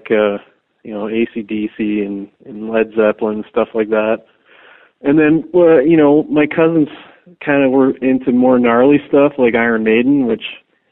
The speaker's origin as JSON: {"language": "English", "town": "Hamilton", "region": "Ontario", "country": "Canada", "tie": "born or raised there", "said": "I was born in Hamilton"}